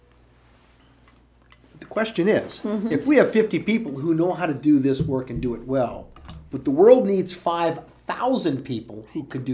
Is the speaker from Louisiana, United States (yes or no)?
yes; Louisiana, United States; moved away; I was raised and all of my formative years were in Louisiana